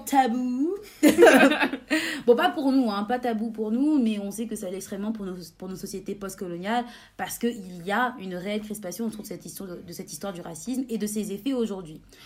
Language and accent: French; France; chez nous, en France